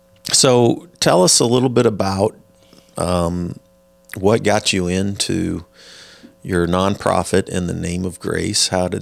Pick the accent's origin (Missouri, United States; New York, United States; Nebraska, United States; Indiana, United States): Missouri, United States; Parkville; growing up around Park Hill, Parkville